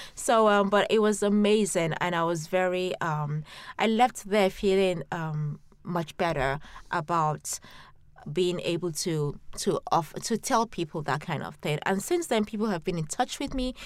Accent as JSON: {"language": "English", "country": "Nigeria", "tie": "born or raised there", "moved": "yes", "lives_now": "London, United Kingdom", "said": "a Nigerian growing up in Nigeria"}